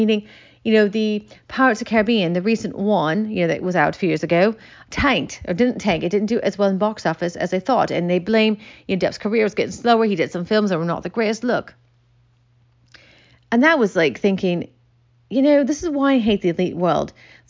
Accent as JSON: {"language": "English", "region": "Michigan", "country": "United States", "tie": "born or raised there", "said": "I grew up in Michigan, and I never forget when he came into my library"}